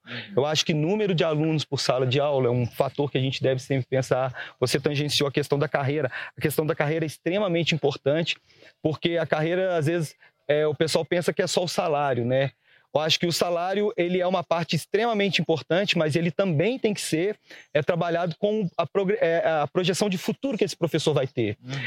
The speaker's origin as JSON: {"language": "Portuguese", "town": "Barroso", "region": "Minas Gerais", "country": "Brazil", "said": "sou de Barroso"}